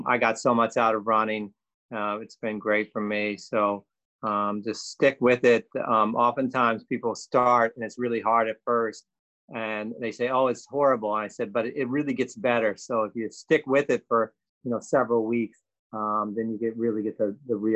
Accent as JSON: {"language": "English", "region": "West Virginia", "country": "United States", "tie": "born or raised there", "moved": "yes", "said": "I grew up in West Virginia."}